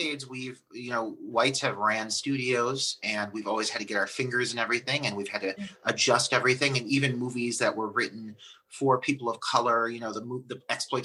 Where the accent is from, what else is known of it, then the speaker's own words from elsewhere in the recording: Cleveland, Ohio, United States; accent: Cleveland; in Cleveland, my hometown